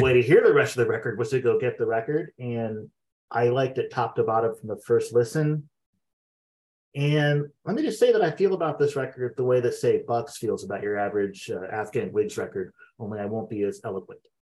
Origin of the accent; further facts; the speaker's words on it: Xenia, Ohio, United States; also born or lived in Fairborn, Ohio; I grew up in Xenia